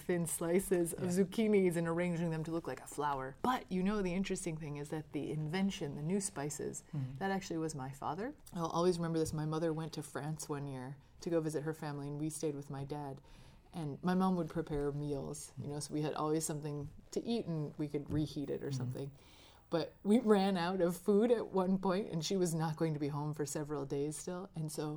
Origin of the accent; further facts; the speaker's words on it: outside of Chicago, Illinois, United States; I grew up outside of Chicago